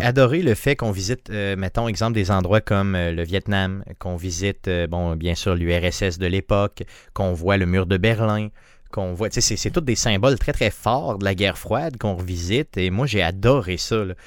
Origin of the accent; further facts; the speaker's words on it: Quebec, Canada; chez nous au Québec